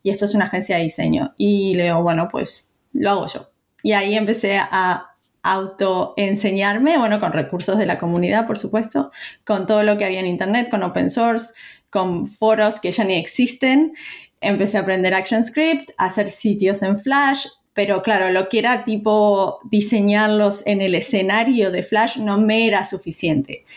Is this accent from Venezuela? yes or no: no; Uruguay; moved away; yo nací en Uruguay